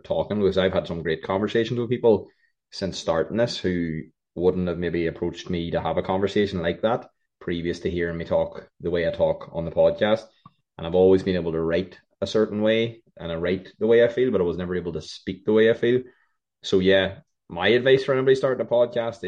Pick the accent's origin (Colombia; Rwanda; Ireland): Ireland; I'm an Irish man